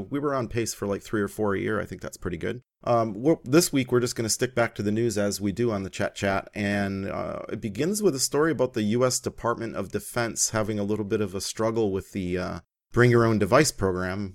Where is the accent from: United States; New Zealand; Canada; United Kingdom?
Canada; as a Canadian